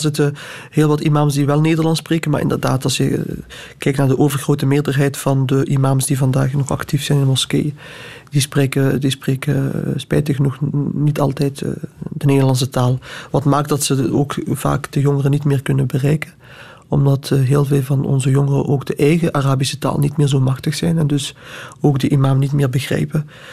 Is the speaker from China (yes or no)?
no; Flanders, Belgium; Ik heb Marokkaanse roots en ik ben daar ook trots op. Ik ben hier geboren als Vlaming